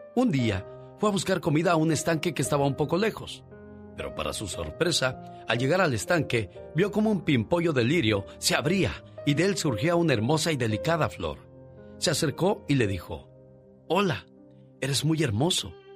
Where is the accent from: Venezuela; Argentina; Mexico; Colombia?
Mexico; Monclova, Coahuila; moved away; un día salí de Coahuila pero Coahuila nunca salió de mí.